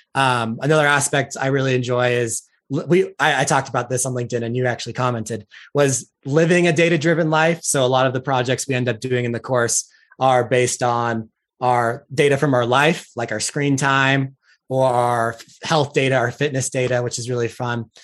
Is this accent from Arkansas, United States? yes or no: no; Utah, United States; I'm from Utah